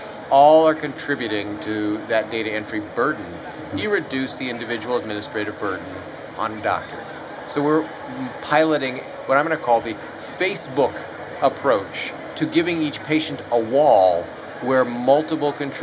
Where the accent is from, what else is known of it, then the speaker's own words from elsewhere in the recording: United States; as an American, I, of course, am not Japanese